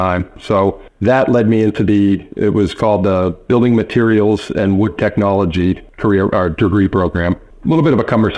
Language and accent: English; Wrentham, Massachusetts, United States; I grew up in Wrentham, Mass, which is right next to Plainville